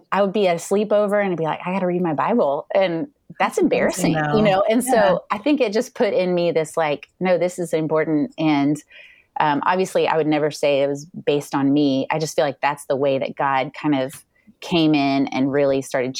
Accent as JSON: {"language": "English", "town": "Houston", "region": "Texas", "country": "United States", "tie": "born or raised there", "also_born_or_lived": "China / Boston / Tyler, Texas / Bay Area, California", "moved": "as an adult", "lives_now": "Dallas, United States", "said": "I grew up in Houston, Texas"}